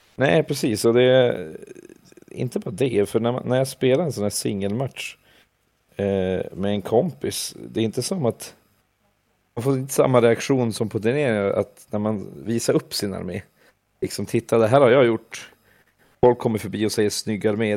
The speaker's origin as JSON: {"language": "Swedish", "town": "Vilhelmina", "region": "Västerbotten County", "country": "Sweden", "also_born_or_lived": "Umeå", "moved": "yes", "said": "innan dess hade jag ju bara spelat med kompisarna där hemma i Vilhelmina"}